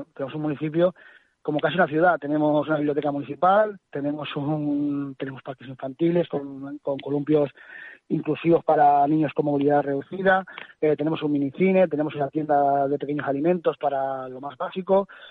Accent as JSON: {"language": "Spanish", "town": "Valdelagua del Cerro", "region": "Castile and León", "country": "Spain", "said": "Valdelagua del Cerro te podría decir, no es porque sea mi pueblo"}